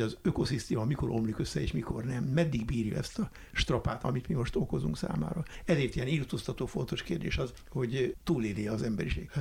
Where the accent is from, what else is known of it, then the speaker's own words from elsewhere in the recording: Budapest, Hungary; én Budán egy olyan kertes házban nőttem föl, a kis Svábhegyen